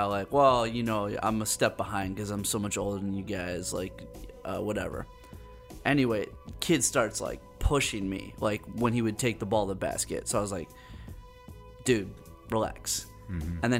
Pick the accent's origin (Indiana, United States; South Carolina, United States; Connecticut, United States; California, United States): Connecticut, United States; Hartford; moved away; when I was growing up in How Hartford, you know? Like How I was always know? The only white kid